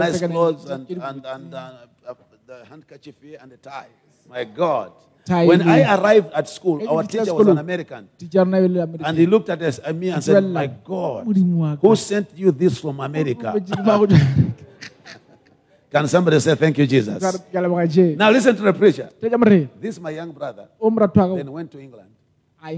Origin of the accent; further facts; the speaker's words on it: Malawi; moved away; also born or lived in Botswana; I came from Malawi